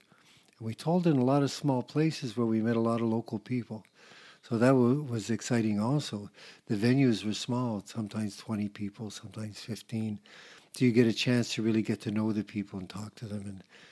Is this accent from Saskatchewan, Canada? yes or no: no; Atlantic coast of Quebec, Canada; I come from the East Coast, the Atlantic coast of Quebec